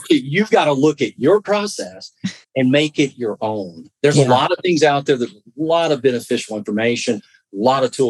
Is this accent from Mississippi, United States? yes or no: yes; Southwest Mississippi, United States; I'm from Southwest Mississippi